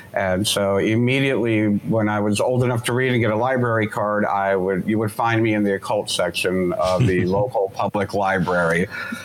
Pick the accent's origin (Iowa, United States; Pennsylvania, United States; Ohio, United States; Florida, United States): Florida, United States; Miami; I grew up in Miami, Florida